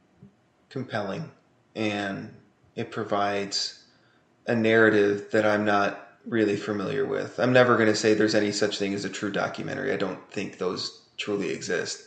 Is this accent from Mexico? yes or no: no; United States; as an American